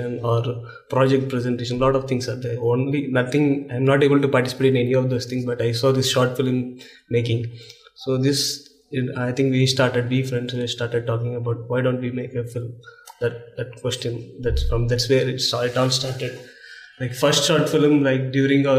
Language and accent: English; Visakhapatnam, Andhra Pradesh, India; I grew up in Vizag